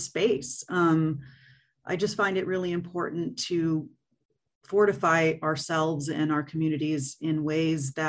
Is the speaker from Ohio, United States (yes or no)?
no; Fresno, California, United States; also born or lived in Los Angeles; I grew up in Fresno, and then I moved to LA for a good chunk of time. And then I moved back about 5-6 years ago.